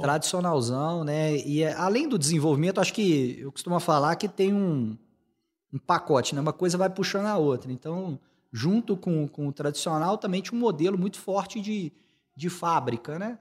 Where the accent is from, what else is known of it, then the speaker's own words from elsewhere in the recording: Belo Horizonte, Minas Gerais, Brazil; moved away as an adult; also born or lived in São José dos Campos / Rio de Janeiro; eu sou, sou mineiro, sou daqui de, de BH